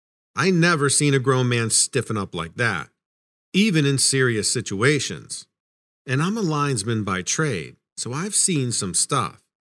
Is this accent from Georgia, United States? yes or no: yes; Atlanta, Georgia, United States; now in Maine, United States; I'm originally from Atlanta, Georgia, and grew up in more of a city setting, so rural Maine is a big change for me.